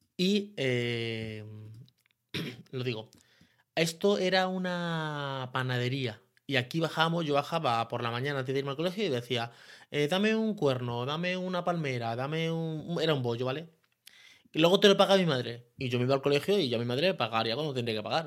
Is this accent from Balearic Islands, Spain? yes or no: no; Leganés, Community of Madrid, Spain; soy de San Nicasio puro y duro